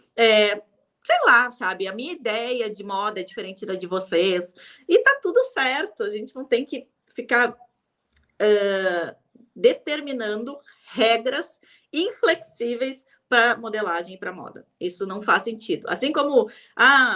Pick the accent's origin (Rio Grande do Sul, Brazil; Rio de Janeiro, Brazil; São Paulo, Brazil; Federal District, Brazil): Rio Grande do Sul, Brazil; eu sou do Rio Grande do Sul